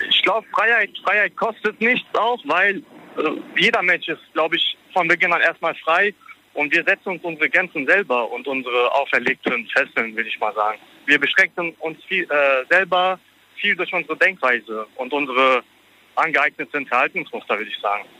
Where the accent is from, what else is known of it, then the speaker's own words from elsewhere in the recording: Germany; ich bin in Deutschland geboren und hier okay. aufgewachsen